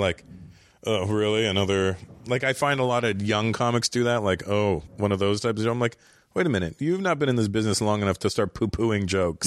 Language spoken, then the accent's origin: English; Toronto, Ontario, Canada; I grew up in Toronto